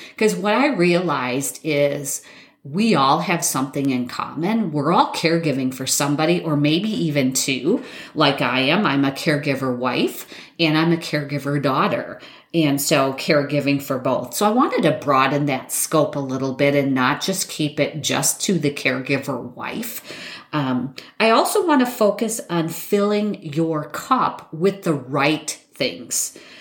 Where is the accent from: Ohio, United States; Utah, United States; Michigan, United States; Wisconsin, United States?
Wisconsin, United States; I'm from Wisconsin.